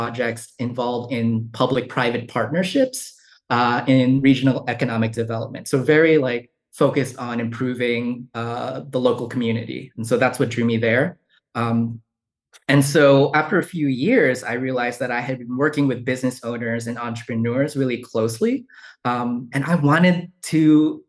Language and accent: English; Yonkers, New York, United States; moved away as an adult; also born or lived in Bronx, New York / Columbia, South Carolina; now in Charlottesville, United States; I was born in the Bronx and then grew up in a city called Yonkers in Westchester County